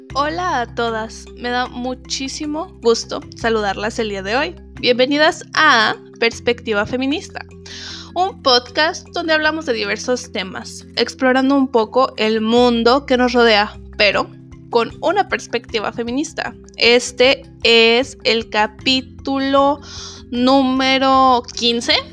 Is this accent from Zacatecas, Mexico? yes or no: yes; Zacatecas, Mexico; yo soy de Zacatecas